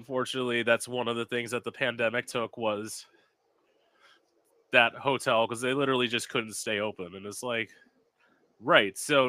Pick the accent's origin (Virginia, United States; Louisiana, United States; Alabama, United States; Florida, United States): Florida, United States; Jensen Beach; I am originally from South Florida, so I'm about an hour north of West Palm Beach.